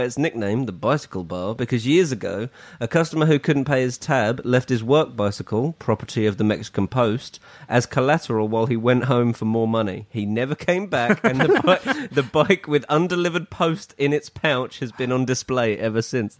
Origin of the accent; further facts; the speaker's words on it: England, United Kingdom; We are English.